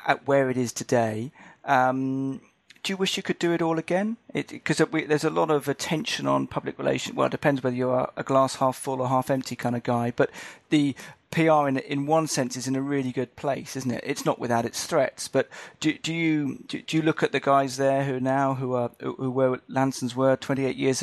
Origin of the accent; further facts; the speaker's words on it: United Kingdom; as a Brit